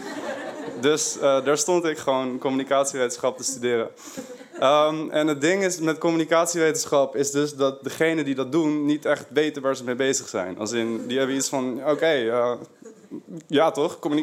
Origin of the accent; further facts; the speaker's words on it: Haarlem, North Holland, Netherlands; moved away as an adult; now in Amsterdam, Netherlands; ik kom uit Haarlem. Daar heb ik die R. Best wel erg